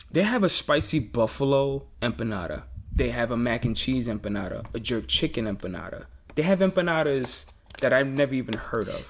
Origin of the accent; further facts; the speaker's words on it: New York City, New York, United States; I'm from Queens